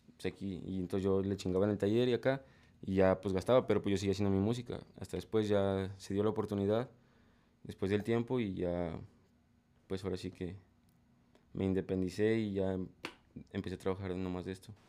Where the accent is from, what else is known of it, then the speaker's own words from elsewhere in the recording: State of Mexico, Mexico; also born or lived in Cajititlán, Jalisco; now in Guadalajara, Mexico; yo soy de, de México, soy del Estado de México